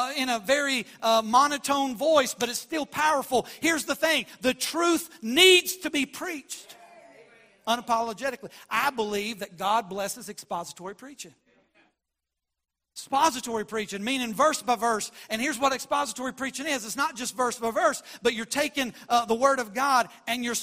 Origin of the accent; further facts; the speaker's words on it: West Virginia, United States; We grew up in West Virginia